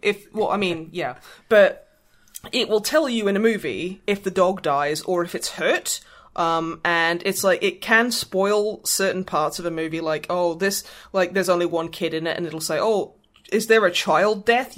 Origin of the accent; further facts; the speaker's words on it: Australia; I am from Australia, I am technically an Australian.